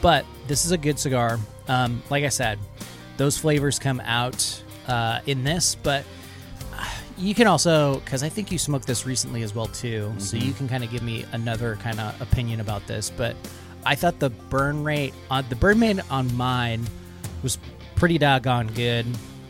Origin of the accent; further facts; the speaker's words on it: Central Washington, United States; I grew up in Central Washington.